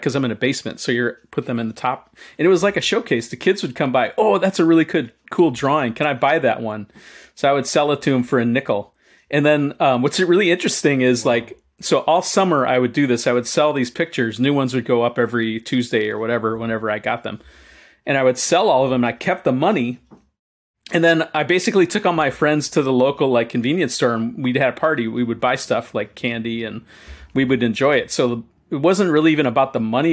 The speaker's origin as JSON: {"language": "English", "town": "Chicago", "region": "Illinois", "country": "United States", "tie": "born or raised there", "said": "as a kid, I lived, I grew up in Chicago"}